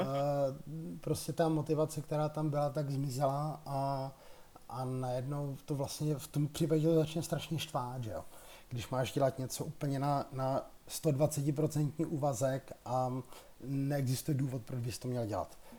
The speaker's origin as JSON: {"language": "Czech", "country": "Czechia", "said": "my, kteří jsme tady z České republiky"}